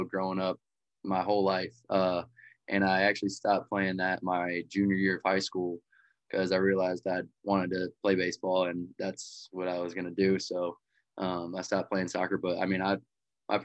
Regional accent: Lutz, Florida, United States; also born or lived in Wichita, Kansas; moved to just outside of Tampa, Florida, Lutz, Florida, and been there ever since

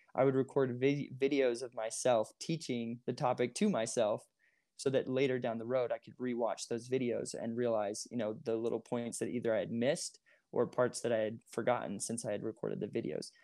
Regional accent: Moorestown, New Jersey, United States; moved away as an adult; also born or lived in Utah County, Utah; I grew up in Moorestown

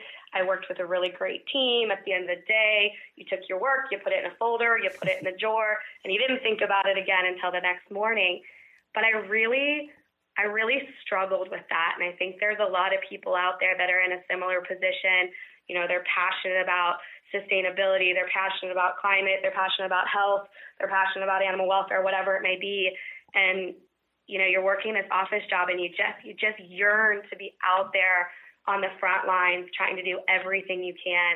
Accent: Kansas, United States; I've grown and born and raised in Kansas

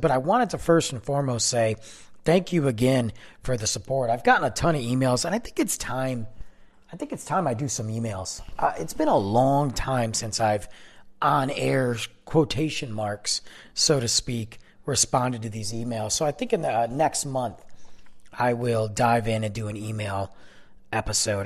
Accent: Detroit, Michigan, United States; moved away as an adult; now in Texas, United States; I'm from Michigan. I'm from Detroit

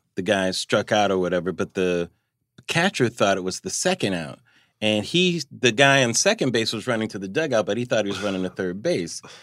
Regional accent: Pomona, California, United States; I grew up in Pomona, California here, but my parents are from Chicago

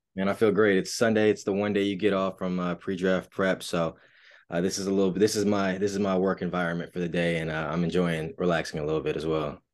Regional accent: Raleigh, North Carolina, United States; I'm from Raleigh, North Carolina, born and raised

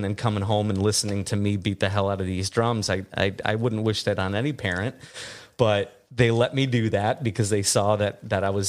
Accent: just outside of Detroit, Michigan, United States; accent: Midwestern; moved away as an adult; now in Los Angeles, United States; I grew up just outside of Detroit

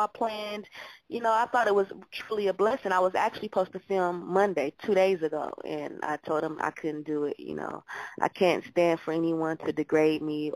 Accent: Los Angeles, California, United States; I'm born and raised. I'm from L.A. I reside in Hollywood, California

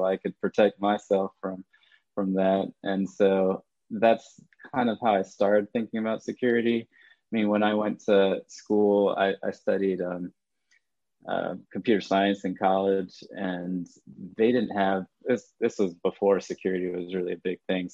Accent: Ithaca, New York, United States; moved away as an adult; now in Raleigh, United States; originally from upstate New York, Ithaca, New York. So grew up there, born and raised.

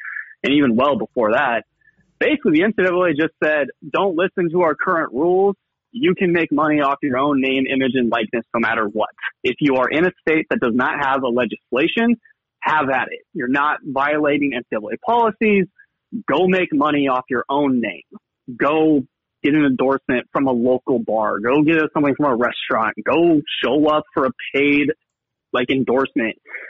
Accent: Phoenix, Arizona, United States; moved away as an adult; now in Missoula, United States; I'm from Phoenix. I grew up in the 115, molded by it

